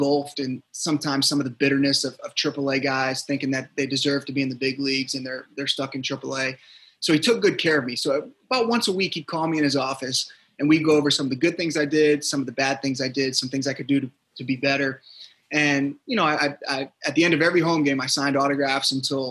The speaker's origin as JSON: {"language": "English", "town": "Norfolk", "region": "Virginia", "country": "United States", "tie": "born or raised there", "also_born_or_lived": "New York", "moved": "as an adult", "said": "I'm from the Norfolk, Virginia area"}